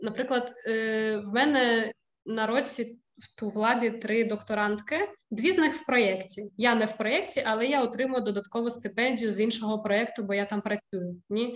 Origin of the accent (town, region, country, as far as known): Ukraine; moved away as an adult; now in Wrocław, Poland